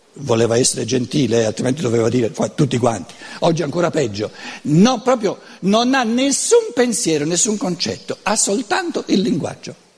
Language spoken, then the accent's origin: Italian; Brescia, Lombardy, Italy; accent: Brescian Lombard; first language Lombard (Brescian); Italian is a second language; la mia lingua materna non è l'italiano, eh, lo devo sempre sottolineare, è il lombardo, che è tutta un'altra cosa, il bresciano anzi